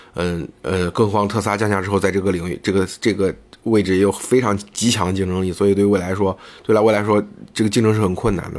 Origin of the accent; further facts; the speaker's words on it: China; 我们中国人